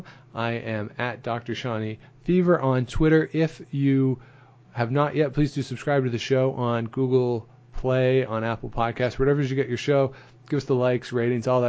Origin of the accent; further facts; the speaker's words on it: outside of Toronto, Ontario, Canada; I grew up outside of Toronto